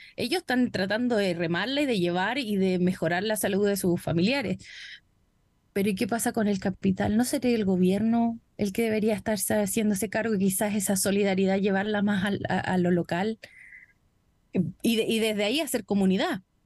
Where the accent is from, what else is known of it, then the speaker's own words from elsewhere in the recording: Chile; he recibido la mayor parte de mi vida en Chile